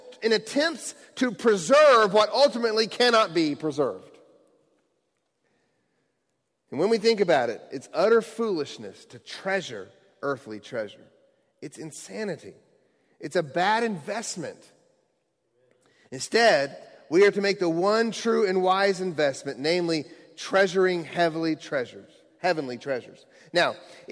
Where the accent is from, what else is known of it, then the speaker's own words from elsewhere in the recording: Bowling Green, Kentucky, United States; moved away; I'm actually from the Bowling Green, Kentucky area. That's where I grew up as a young child